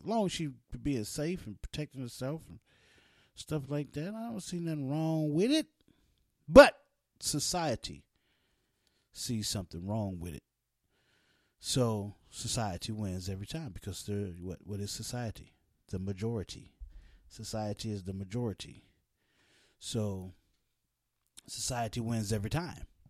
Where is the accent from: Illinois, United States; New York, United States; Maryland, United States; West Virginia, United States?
West Virginia, United States; also born or lived in East Orange, New Jersey / Newark, New Jersey; I grew up in West Virginia